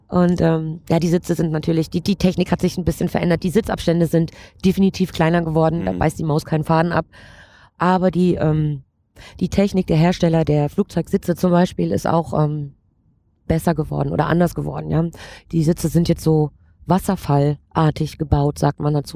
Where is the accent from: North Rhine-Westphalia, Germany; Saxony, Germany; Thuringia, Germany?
Saxony, Germany; Erzgebirge; now in Frankfurt, Germany; ich ähm, bin gebürtige Erzgebirgerin